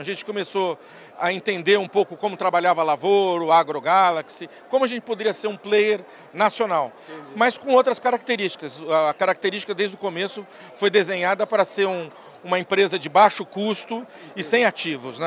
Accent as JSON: {"language": "Portuguese", "region": "São Paulo", "country": "Brazil", "tie": "born or raised there", "also_born_or_lived": "Taubaté", "said": "Eu sou paulistano, sou nascido em São Paulo, é, me criei aqui a vida toda"}